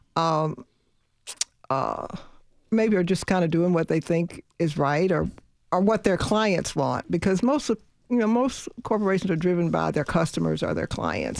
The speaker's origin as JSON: {"language": "English", "town": "Louisville", "region": "Kentucky", "country": "United States", "tie": "born or raised there", "said": "I grew up in Louisville, Kentucky."}